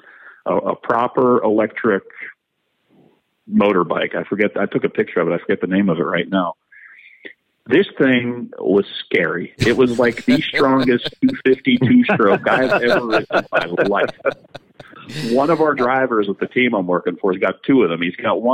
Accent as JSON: {"language": "English", "town": "Pittsburgh", "region": "Pennsylvania", "country": "United States", "tie": "born or raised there", "said": "I grew up in Pittsburgh."}